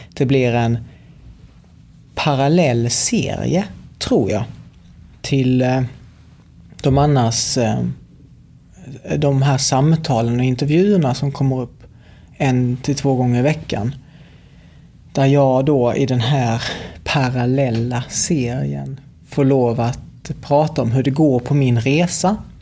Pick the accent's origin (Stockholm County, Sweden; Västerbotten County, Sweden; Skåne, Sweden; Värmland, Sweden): Skåne, Sweden; Helsingborg; här i Helsingborg, där jag kommer ifrån